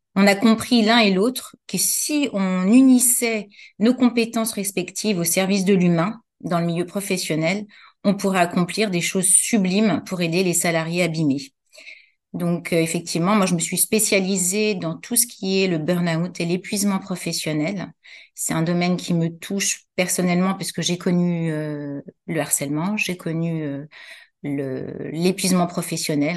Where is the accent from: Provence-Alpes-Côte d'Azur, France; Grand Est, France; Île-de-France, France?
Île-de-France, France; Paris; also born or lived in Saint-Mandé; j'ai grandi à Paris